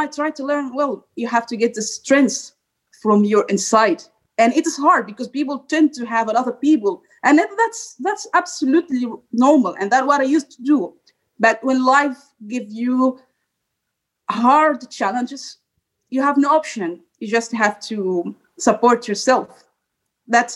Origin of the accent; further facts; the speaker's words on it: Egypt; moved away as an adult; now in Brussels, Belgium; I'm from Egypt